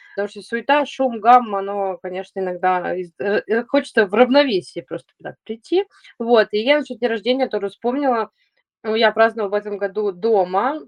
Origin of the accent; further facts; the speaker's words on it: Saint Petersburg, Russia; Я, э, из Санкт-Петербурга, и я уже десять лет хожу по городу